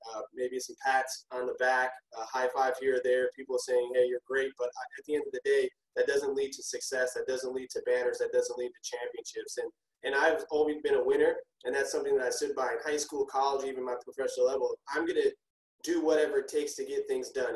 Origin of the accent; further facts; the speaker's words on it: Minneapolis, Minnesota, United States; born and raised in Minneapolis, Minnesota.